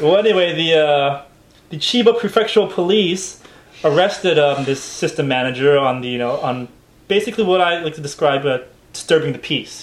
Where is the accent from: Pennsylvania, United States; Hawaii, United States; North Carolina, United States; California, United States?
Hawaii, United States; now in Japan; I was growing up in Hawaii